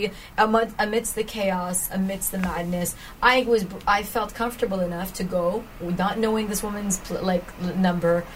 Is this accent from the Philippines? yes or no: yes; Philippines; who I am as a Filipino